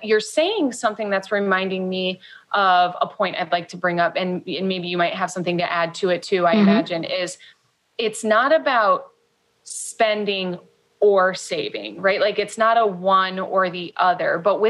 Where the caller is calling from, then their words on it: Mexico; sorry if you can hear the roosters, we're calling in from Mexico.